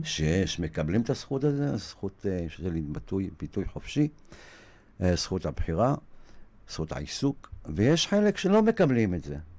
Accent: Israel; אני גדלתי בקיבוץ, בחלק מחיי

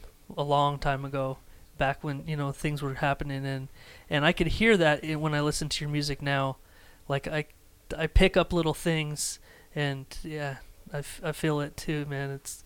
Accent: Idaho, United States; Because we grew up in Idaho.

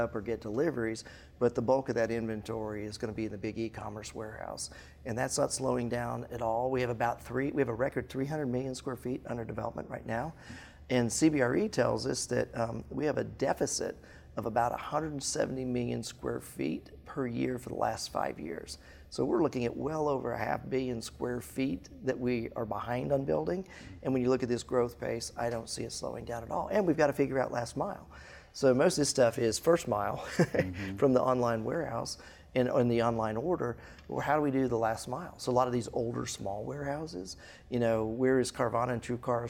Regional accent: Colorado, United States; now in Atlanta, United States; I grew up in Colorado

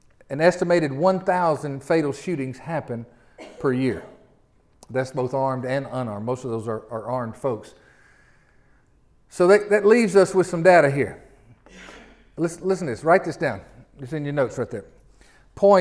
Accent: Memphis, Tennessee, United States; I'm from Memphis.

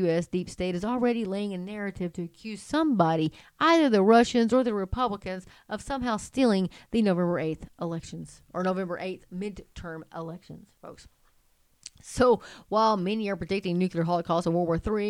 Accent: Texas, United States; as a Texan

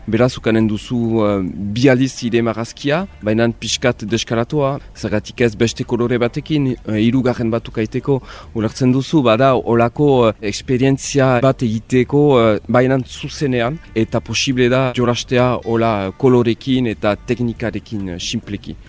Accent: Bayonne, Nouvelle-Aquitaine, France; Nik hemen uh, eh, baiona atipian niz, ba, euskalduna naiz ere, biziki maite dut eh, nire erria

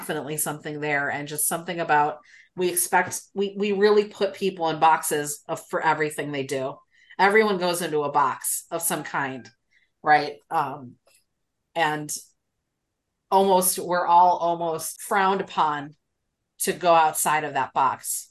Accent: Chicago, Illinois, United States; I was born in the South Side, I've lived in the North Side

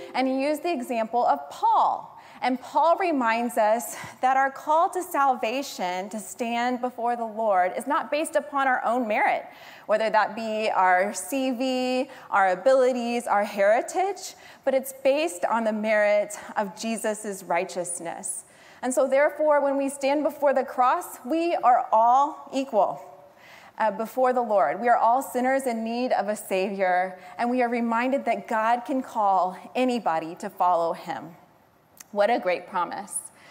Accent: San Antonio, Texas, United States; my friends from high school, uh, we grew up in San Antonio

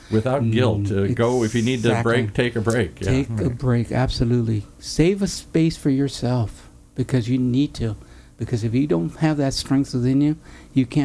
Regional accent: Mexico; I'm not an Irish, but I'm a Mexican Catholic.

